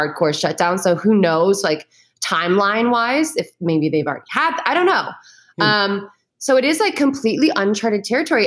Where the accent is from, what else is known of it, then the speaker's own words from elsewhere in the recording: East Coast, United States; moved away as an adult; also born or lived in New York; now in Los Angeles, United States; like living on the East Coast, growing up on the East Coast, living in the East Coast, living in New York